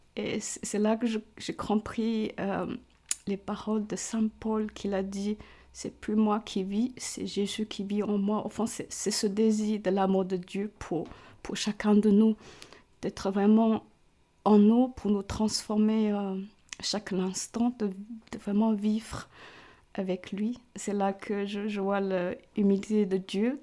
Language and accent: French; Hong Kong; French is a second language; moved away as an adult; also born or lived in China; now in Montreux, Switzerland; mes parents et tous mes frères et sœurs, nous, avons euh, immigré à Hong Kong pour rejoindre nos grands-parents